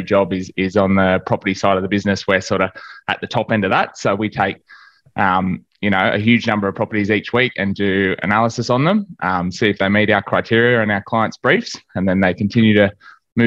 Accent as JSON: {"language": "English", "town": "Cowra", "region": "New South Wales", "country": "Australia", "tie": "born or raised there", "also_born_or_lived": "Bathurst", "moved": "as an adult", "said": "I grew up in Cowra, which is a sort of town that's only got about 6,000 people in it. It's about 4 hours west of Sydney"}